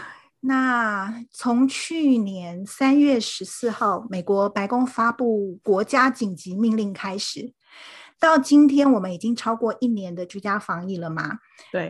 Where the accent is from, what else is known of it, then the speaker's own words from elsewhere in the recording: Taipei, Taiwan; moved away as an adult; now in St. Louis, United States; 我是土生土长的台北人，目前住在圣路易